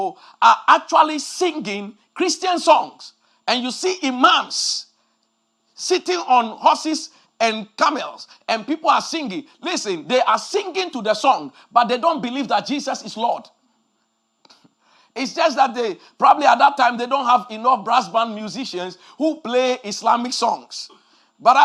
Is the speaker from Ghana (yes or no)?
yes; Ghana; when we were growing up in Ghana years ago